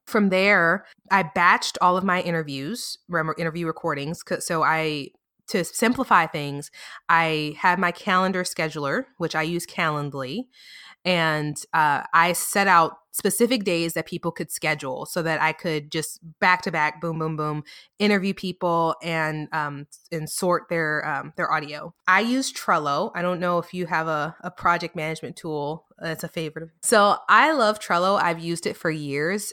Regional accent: New Orleans, Louisiana, United States; also born or lived in north of Dallas, Texas; now in Dallas area, United States; I'm from New Orleans, I live, you know, just north of Dallas

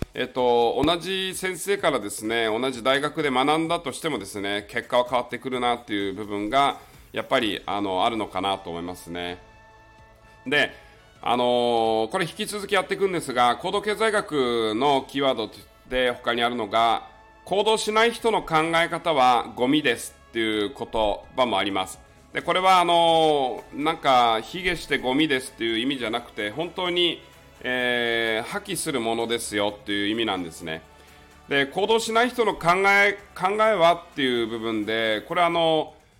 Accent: Miyakojima, Okinawa, Japan; moved away; 台風銀座って言われてる宮古島の出身なんですね、僕はあの沖縄県なんですが

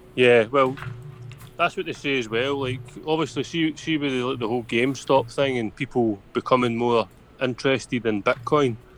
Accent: Scotland, United Kingdom; I'm Scottish

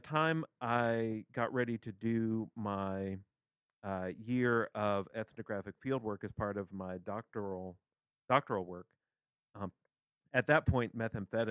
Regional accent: central Kentucky, United States; I'm from Kentucky originally, not the Appalachian part of Kentucky. So I'm from central Kentucky.

